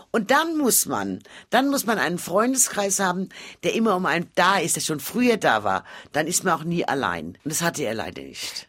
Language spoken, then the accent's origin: German; Frankfurt, Hesse, Germany; also born or lived in Mainz; in Frankfurt geboren und in Frankfurt